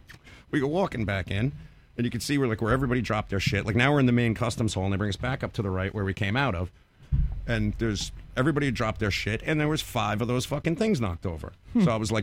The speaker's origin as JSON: {"language": "English", "region": "New York", "country": "United States", "said": "I'm from New York."}